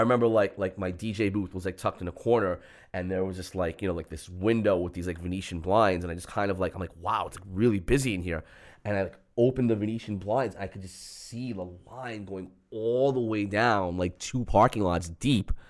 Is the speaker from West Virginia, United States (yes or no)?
no; New York City, New York, United States; growing up in Queens